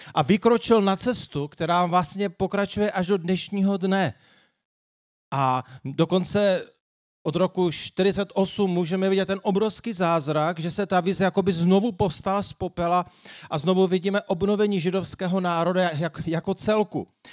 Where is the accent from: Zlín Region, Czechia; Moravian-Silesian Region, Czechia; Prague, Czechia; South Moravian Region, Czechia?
Zlín Region, Czechia; Moravian Wallachia; já se dál hrdě hlásím tomu, že jsem Valach